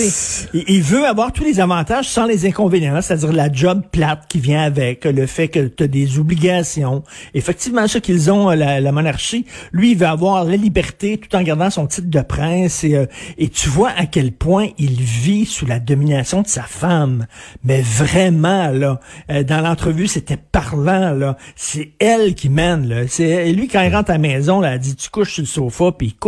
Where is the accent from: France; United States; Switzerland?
United States; French is a second language; je suis une américaine, je ne connais pas euh, les paroles de l'hymne national anglais